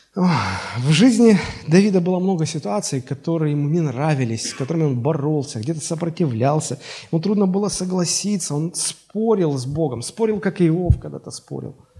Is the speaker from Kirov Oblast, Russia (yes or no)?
no; Sochi, Krasnodar Krai, Russia; Мне назначил родиться в городе Сочи